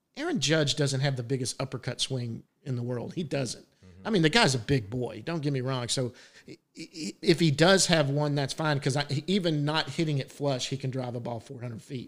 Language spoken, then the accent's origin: English; Dallas, Texas, United States; I grew up in Dallas